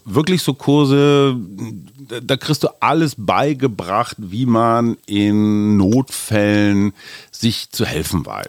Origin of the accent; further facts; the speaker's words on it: Germany; für uns als Deutsche